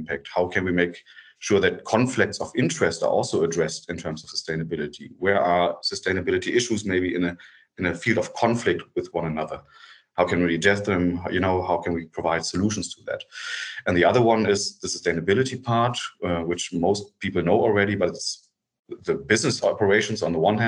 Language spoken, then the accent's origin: English; Germany; get back to Germany because I have two kids and I wanted to have them closer to me